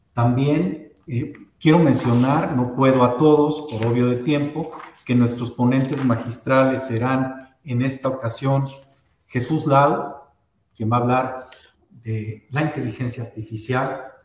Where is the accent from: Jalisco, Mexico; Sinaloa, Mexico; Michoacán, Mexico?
Jalisco, Mexico; Guadalajara; a los que nacimos en Guadalajara, nos dicen tapatíos